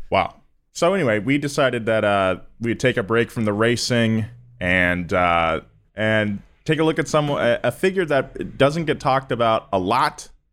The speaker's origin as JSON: {"language": "English", "region": "California", "country": "United States", "accent": "Californian", "said": "I sound very Californian, which I guess is fine 'cause I am very Californian"}